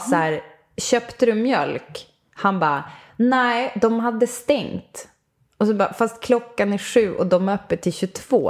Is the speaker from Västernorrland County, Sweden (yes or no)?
no; Umeå, Västerbotten County, Sweden; jag kommer från Umeå